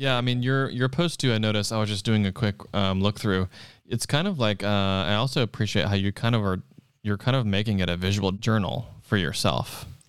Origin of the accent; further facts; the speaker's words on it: Charleston, South Carolina, United States; moved away as an adult; now in Los Angeles, United States; I'm from South Carolina in Charleston